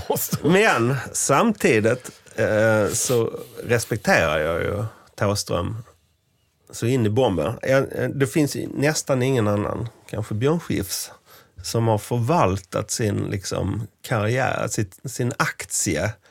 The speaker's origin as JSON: {"language": "Swedish", "area": "rural Scania", "region": "Skåne", "country": "Sweden", "tie": "born or raised there", "said": "där jag kommer ifrån, eh, på den skånska landsbygden"}